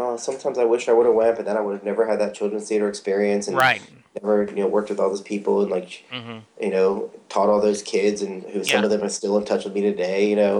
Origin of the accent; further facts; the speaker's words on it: Florida, United States; And of course, growing up in Florida, we saw snow once. It was like a miracle on Christmas.